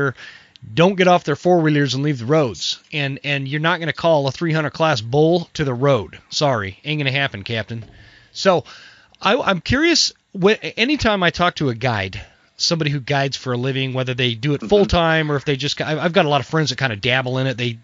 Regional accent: Utah, United States; I grew up in Utah.

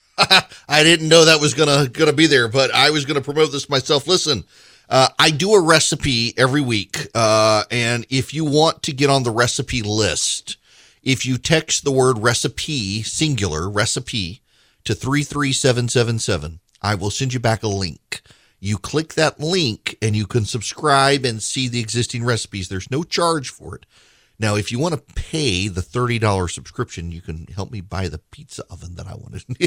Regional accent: South Louisiana, United States; I'm from South Louisiana

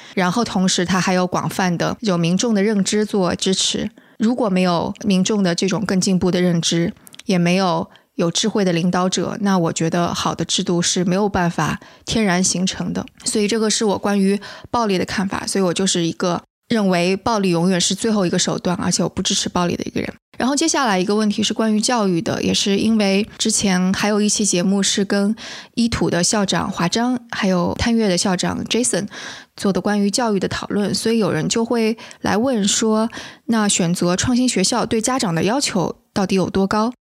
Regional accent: southern China, China; 我是个南方人，所以的确我从来都没有搞清楚过前后鼻音是怎么回事儿，我也听不出来差别

